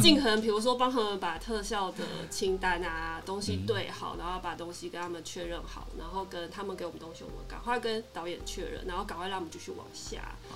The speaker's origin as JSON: {"language": "Chinese", "region": "Taipei", "country": "Taiwan", "also_born_or_lived": "Tainan", "moved": "as an adult", "said": "我本身是台北人"}